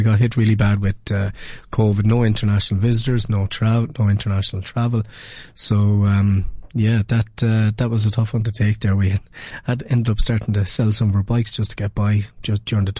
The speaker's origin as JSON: {"language": "English", "town": "Kilkenny", "region": "Leinster", "country": "Ireland", "tie": "born or raised there"}